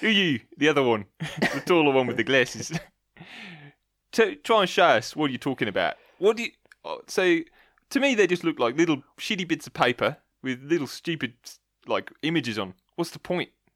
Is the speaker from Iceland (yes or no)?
no; Australia; I'm an Aussie still